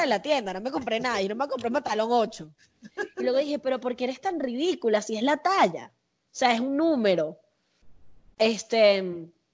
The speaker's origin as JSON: {"language": "Spanish", "town": "Caracas", "region": "Capital District", "country": "Venezuela", "tie": "born or raised there", "also_born_or_lived": "Las Palmas, Caracas / Mariperez, Caracas", "accent": "caraqueño sifrino", "moved": "yes", "lives_now": "Mexico", "said": "Yo soy de la Florida, yo me crié en la Florida"}